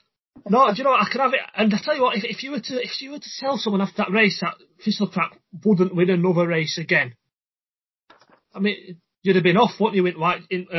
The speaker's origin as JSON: {"language": "English", "region": "Yorkshire and the Humber", "country": "United Kingdom", "said": "I'm a Yorkshireman"}